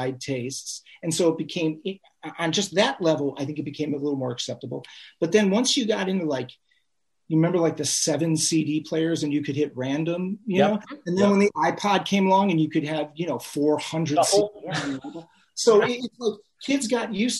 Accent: Cleveland, Ohio, United States; we came from Cleveland, all four of the original members from Cleveland area

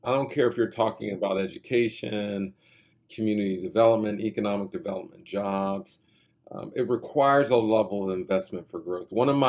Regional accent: Wilkinsburg, Pennsylvania, United States; I grew up in Wilkinsburg.

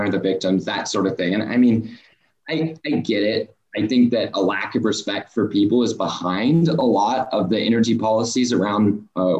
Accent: Oklahoma, United States; I'm from Oklahoma. I'm from Oklahoma State. I've got family in oil and gas

